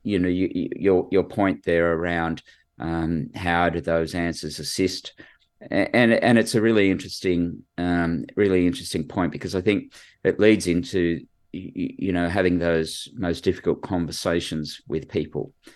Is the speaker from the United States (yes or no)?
no; Sydney, New South Wales, Australia; I grew up in, uh, Western Sydney, so went to school at a place called Bass High and, uh, lived at George's Hall